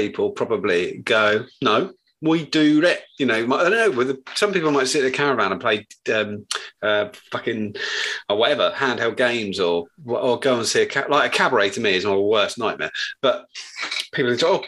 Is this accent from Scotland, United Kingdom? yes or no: no; Buckinghamshire, South East England, United Kingdom; moved away; I'm originally from Buckinghamshire